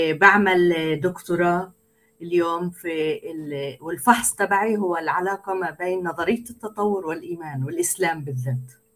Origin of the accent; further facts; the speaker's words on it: Israel; انا فلسطينيه من اسرائيل اليوم اسرائيل انا بالاصل عربيه